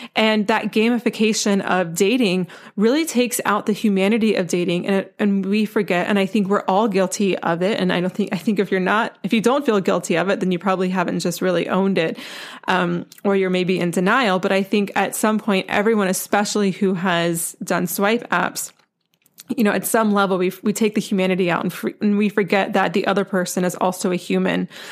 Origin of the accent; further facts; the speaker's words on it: North Carolina, United States; I'm from North Carolina, and I went to the University of North Carolina for college